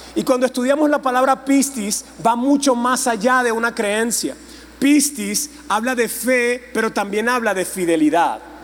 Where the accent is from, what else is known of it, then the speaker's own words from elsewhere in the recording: Venezuela; Yo vengo de Venezuela